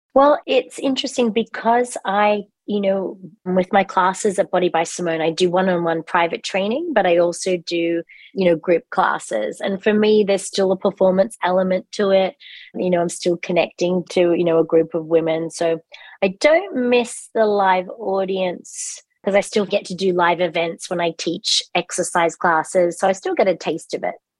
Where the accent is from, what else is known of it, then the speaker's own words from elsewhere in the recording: Australia; accent: Australian; moved away as an adult; also born or lived in England / London; now in United States; I was born in England, but grew up in Australia.